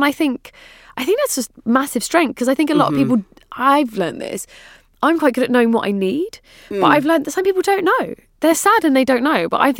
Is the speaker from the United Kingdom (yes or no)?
yes; London, United Kingdom; it's so different, obviously, growing up in London